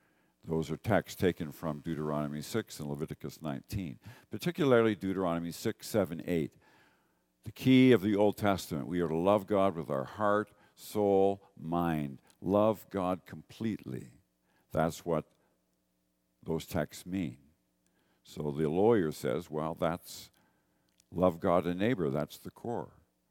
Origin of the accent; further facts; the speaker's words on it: Northern Ireland, United Kingdom; now in Canada; Even though most Canadians are immigrants from somewhere, I'm an immigrant from Northern Ireland